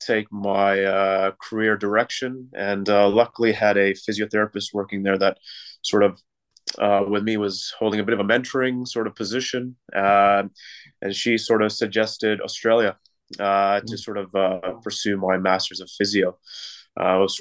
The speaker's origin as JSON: {"language": "English", "town": "Toronto", "region": "Ontario", "country": "Canada", "tie": "born or raised there", "moved": "as an adult", "said": "Originally from Canada, so born and raised in Canada from Toronto."}